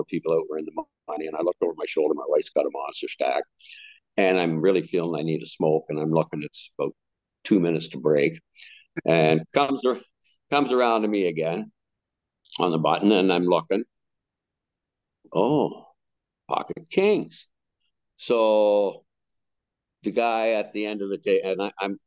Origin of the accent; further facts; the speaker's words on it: Canada; I was from Canada